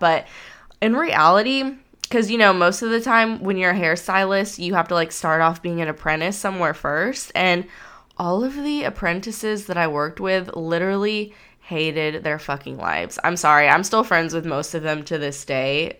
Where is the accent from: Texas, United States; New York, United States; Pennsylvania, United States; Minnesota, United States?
Texas, United States; Houston; also born or lived in Austin; I ended up coming back to the burbs of Houston to my family where I'm from